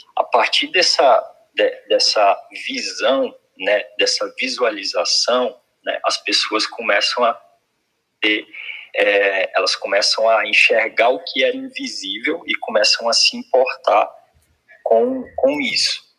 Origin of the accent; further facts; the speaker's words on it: Belém, Pará, Brazil; eu sou eu sou sou do norte, né? Sou do Pará, Belém do Pará